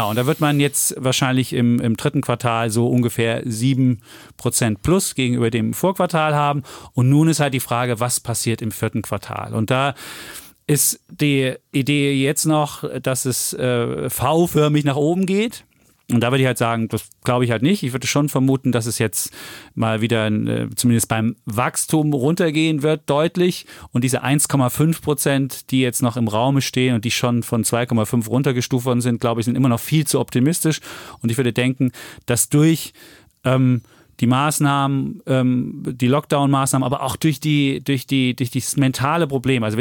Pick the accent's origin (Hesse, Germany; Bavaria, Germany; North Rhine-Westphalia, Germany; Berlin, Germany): Bavaria, Germany; Franconia; Ich bin der Franke übrigens, gell?